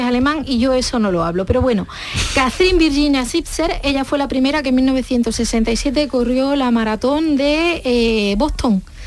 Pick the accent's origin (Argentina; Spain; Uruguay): Spain; province of Huelva, Andalusia; yo soy de la provincia de Huelva